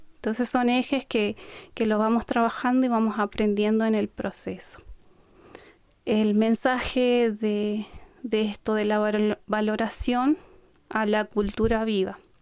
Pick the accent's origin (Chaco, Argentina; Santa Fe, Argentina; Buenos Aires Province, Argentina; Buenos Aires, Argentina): Chaco, Argentina; Colonia Aborigen; first language Qom; Vengo de Napalpí, un territorio ancestral con preexistencia